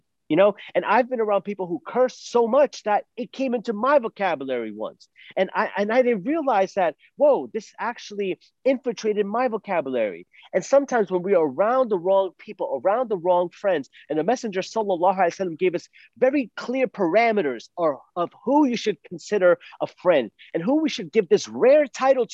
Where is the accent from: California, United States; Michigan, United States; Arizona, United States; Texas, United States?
Arizona, United States; Phoenix; I'm from Phoenix, Arizona